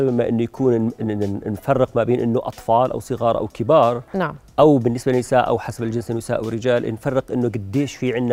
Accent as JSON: {"language": "Arabic", "country": "Jordan"}